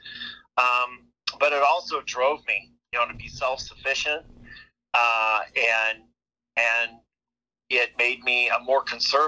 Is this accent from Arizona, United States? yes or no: no; a farm an hour north of Omaha, Nebraska, United States; also born or lived in Ohio; I grew up an hour north of here on a farm